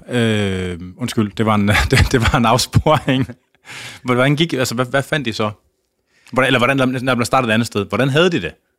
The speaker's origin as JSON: {"language": "Danish", "town": "Skjern", "region": "Central Denmark Region", "country": "Denmark", "tie": "born or raised there", "also_born_or_lived": "Tarm", "said": "jeg er jo fra øh, Skjern, Tarm, eller jeg, gik, jeg voksede op uden for Skjern og gået på gymnasiet i Tarm."}